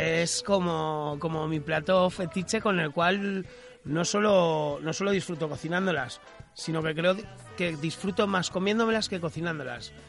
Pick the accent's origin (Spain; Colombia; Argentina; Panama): Spain; Aragon; desde nuestra tierra, ¿no? Y desde Aragón